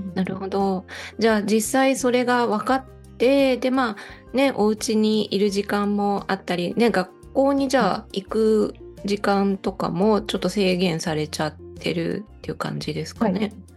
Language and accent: Japanese; Osaka, Japan; now in Matsumoto, Japan; 私も大阪で育ったので雪とは全然無縁だったんですけど、うんうん長野県の松本に引っ越してきてからは